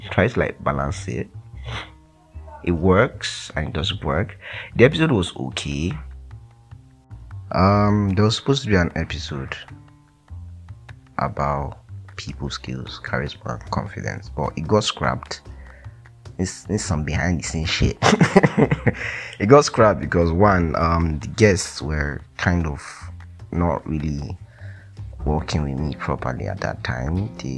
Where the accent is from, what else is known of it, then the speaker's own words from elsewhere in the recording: Delta, Nigeria; I'm from Delta State